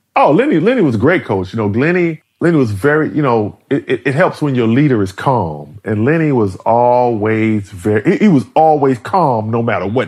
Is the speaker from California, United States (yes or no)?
no; New York City, New York, United States; I grew up in Harlem